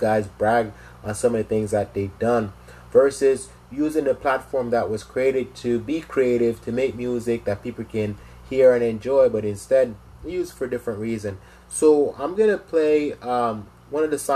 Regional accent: Jamaica; now in United States; originally I'm from Jamaica. You know, I came to the States a couple of years now

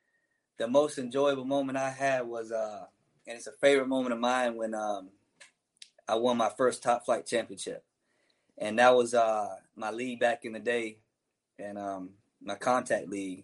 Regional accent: Daytona Beach, Florida, United States; I'm from Daytona Beach

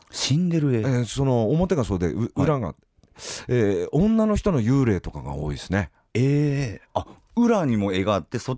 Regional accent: Hirosaki, Aomori, Japan; now in Tokyo, Japan; 僕、青森県弘前市というところの出身で

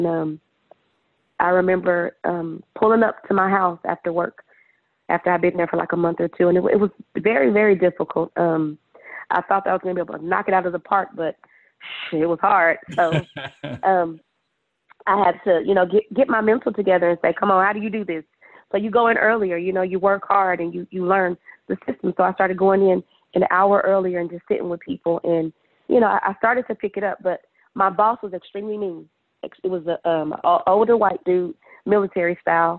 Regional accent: Dallas, Texas, United States; also born or lived in Wisconsin; I am actually from Dallas, Texas

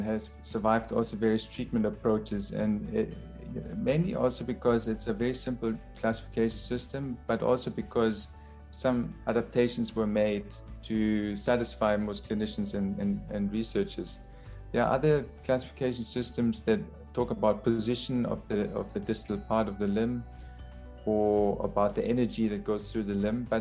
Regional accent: Munich, Bavaria, Germany; moved away as an adult; also born or lived in Heidelberg, Germany; now in South Africa; I'm originally from Germany. I studied in Heidelberg. I'm actually from Munich, so very close to your hometown.

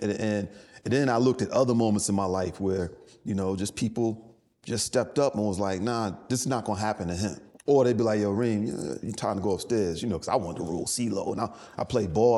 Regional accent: New York City, New York, United States; moved away as an adult; also born or lived in Durham, North Carolina / Los Angeles; I grew up in the Bronx

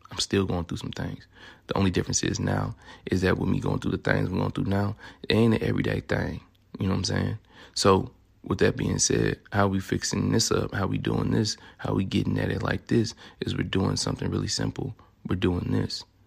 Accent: Memphis, Tennessee, United States; accent: southern; also born or lived in Louisiana; now in Sacramento, United States; I'm originally from Memphis, Tennessee

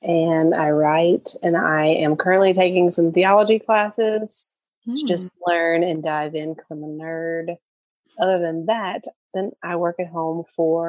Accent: Louisiana, United States; I am from Louisiana

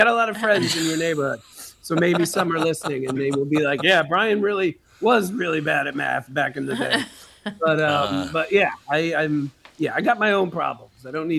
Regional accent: New York, United States; I always fall back on maybe it's because I'm from New York, but I've met a lot of New Yorkers who are not like this

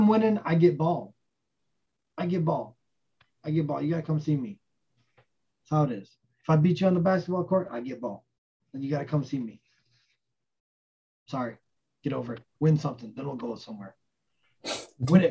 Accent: New York, United States; my hometown in New York

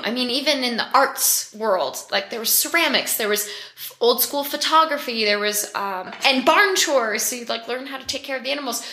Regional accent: Lake Placid, New York, United States; I grew up in Lake Placid, near Lake Placid, so around the Ironman culture.

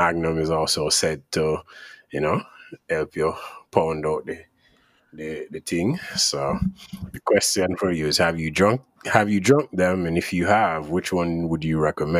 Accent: Jamaica; So for those of you that don't know, I'm from Jamaica.

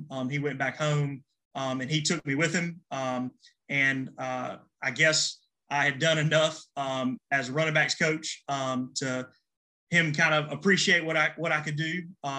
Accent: Laurens, South Carolina, United States; And then I came back home to Lawrence. I'm originally from Lawrence. And I came home to Lawrence to teach

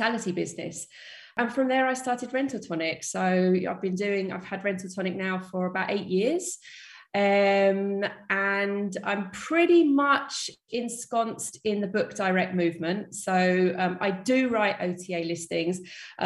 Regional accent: London, United Kingdom; moved away as an adult; now in Malaga, Spain; I'm from London originally, based in Malaga, in the south of Spain

